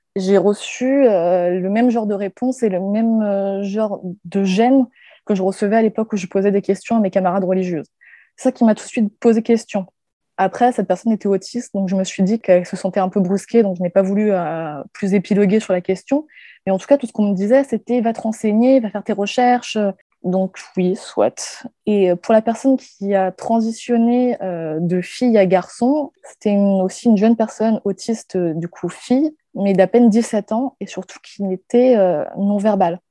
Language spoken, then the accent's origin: French; Guadeloupe; now in Paris, France; Je vis actuellement à Paris, mais euh, j'ai grandi en Guadeloupe